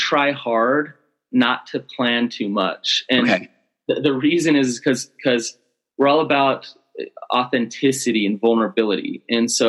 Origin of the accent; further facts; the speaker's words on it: Salt Lake City, Utah, United States; I grew up in Sugar House